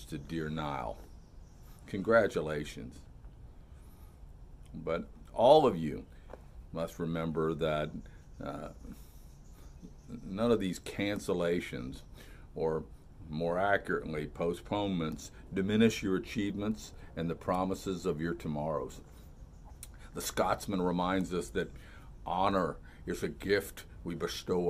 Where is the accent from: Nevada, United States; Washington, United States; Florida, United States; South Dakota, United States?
Florida, United States; Melbourne; born or raised there